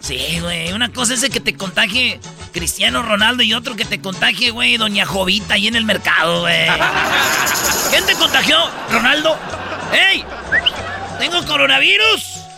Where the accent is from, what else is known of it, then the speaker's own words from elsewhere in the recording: Jiquilpan, Michoacán, Mexico; yo soy de Jiquilpan